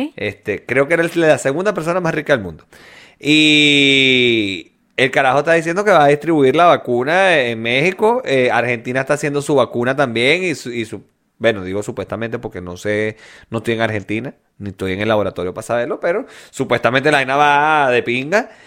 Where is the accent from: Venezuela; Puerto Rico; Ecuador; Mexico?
Venezuela; now in Chile; Yo era el único venezolano en el hotel